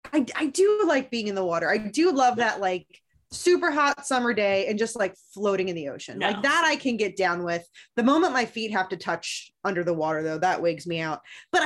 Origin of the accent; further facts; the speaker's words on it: Chicago, Illinois, United States; hey yo, I'm from Chicago. I'm from Chicago. I have no Chicago accent.